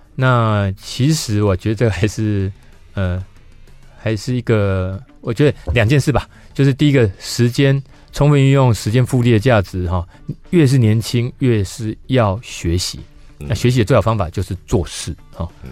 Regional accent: Yunlin County, Taiwan; 因为我是云林县长大的小孩

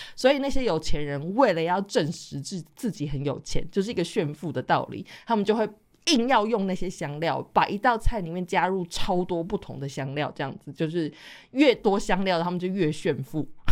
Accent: Taiwan; 像外省的孩子的话，我们就是撒盐巴。因为我家的话，我的吃法一直都是撒盐巴在上面这样子

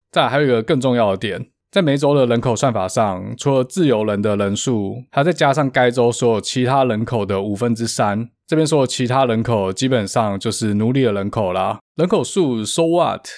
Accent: Taiwan; 我们台湾这边通常叫做南北战争

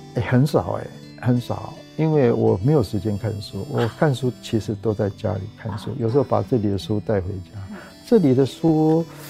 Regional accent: Taipei, Taiwan; 那我老家在那里

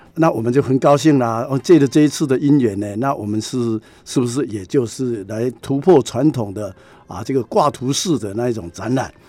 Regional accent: Shuanghe, New Taipei, Taiwan; 我们的整个的双河

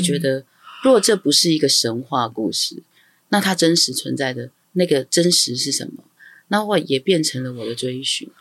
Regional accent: Taiwan; first language Amis; 我从小在台湾长大，但我受的教育其实基本上都是一个西方的思想或是汉式的教育

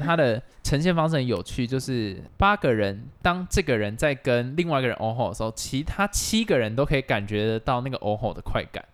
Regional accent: Taiwan; 我们台湾人会觉得说看电影，那我上网下载就好了

